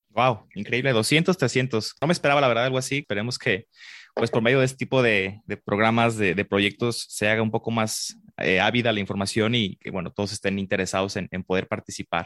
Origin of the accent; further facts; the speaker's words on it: Guadalajara, Jalisco, Mexico; yo aquí nací en Guadalajara